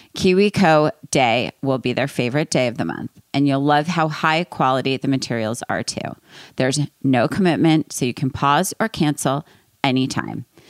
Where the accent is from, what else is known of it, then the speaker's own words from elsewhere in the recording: East Coast, United States; I'm from East Coast